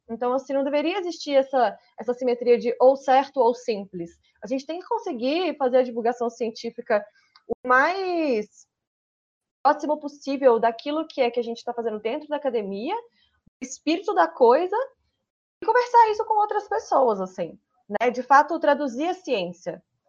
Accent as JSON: {"language": "Portuguese", "region": "Minas Gerais", "country": "Brazil", "said": "eu sou de Minas Gerais, estou lá no Pará"}